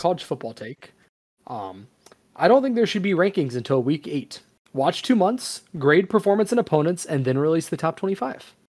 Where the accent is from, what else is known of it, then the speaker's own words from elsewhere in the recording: Charlotte, North Carolina, United States; it's my hometown